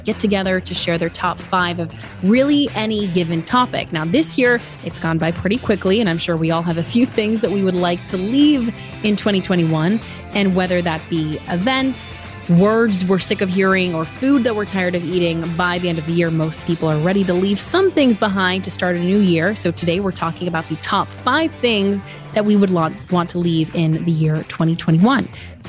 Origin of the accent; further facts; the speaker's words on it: Switzerland; I am, so I'm deeply offended.